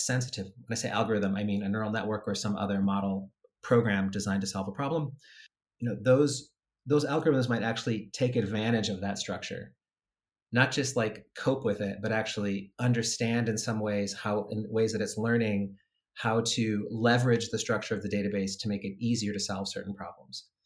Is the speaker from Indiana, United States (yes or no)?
yes; Indiana, United States; Indiana, my home state